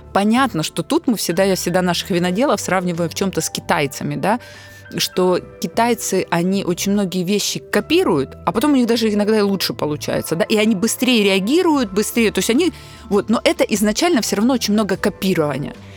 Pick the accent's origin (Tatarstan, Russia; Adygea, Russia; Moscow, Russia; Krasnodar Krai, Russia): Krasnodar Krai, Russia; Psebay; also born or lived in London; Я уроженка Краснодарского края, я потомственная казачка